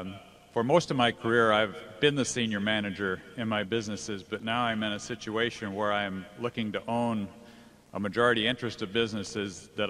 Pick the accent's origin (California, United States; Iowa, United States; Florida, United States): California, United States; Menlo Park; I'm from Menlo Park, California.